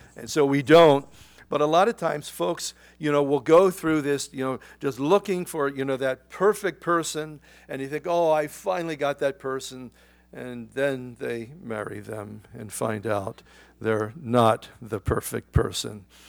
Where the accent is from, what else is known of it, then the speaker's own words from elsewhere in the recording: United States; as an American